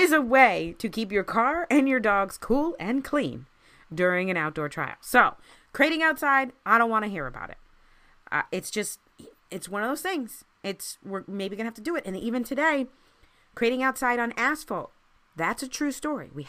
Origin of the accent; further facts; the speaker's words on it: Maryland, United States; I grew up in Maryland